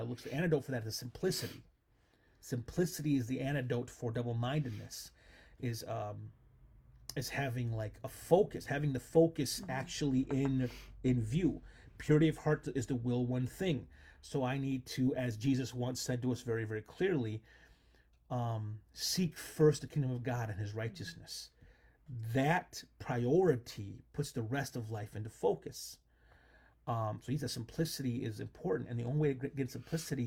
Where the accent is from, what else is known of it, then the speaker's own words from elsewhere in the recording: United States; As an American